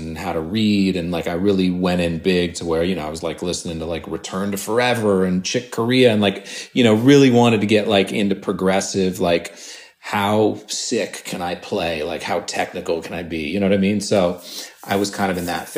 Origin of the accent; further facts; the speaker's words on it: Santa Monica, California, United States; also born or lived in New York City / Whistler, Canada; I grew up in Santa Monica by the beach